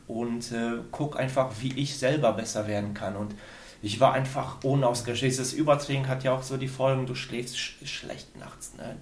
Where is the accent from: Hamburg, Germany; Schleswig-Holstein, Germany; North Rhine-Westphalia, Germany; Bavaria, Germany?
North Rhine-Westphalia, Germany; Sauerland; moved away as an adult; also born or lived in Aachen; ich bin im Sauerland aufgewachsen